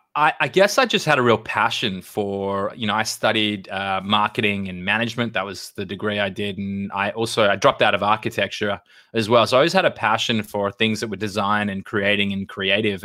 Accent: Australia; moved away as an adult; now in United States; I grew up in Australia.

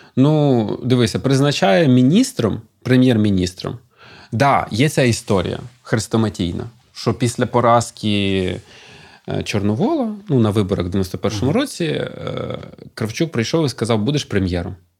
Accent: Kropyvnytskyi, Kirovohrad Oblast, Ukraine; я з Кропивницького, і там все місто ходило і пишалося трьома заводами чи чотирма

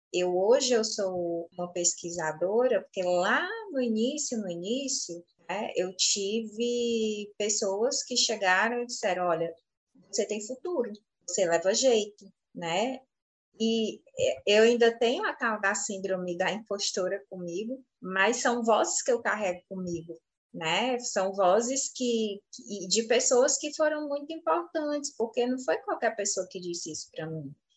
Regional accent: Fortaleza, Ceará, Brazil; nós aqui de Fortaleza, capital, temos um sotaque

